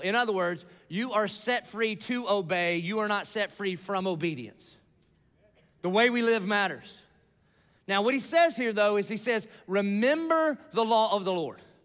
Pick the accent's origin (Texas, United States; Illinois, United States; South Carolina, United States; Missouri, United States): South Carolina, United States; Dillon; moved away; I grew up in Dillon, South Carolina. It's off of I ninety five. It's a little podunk nowhere town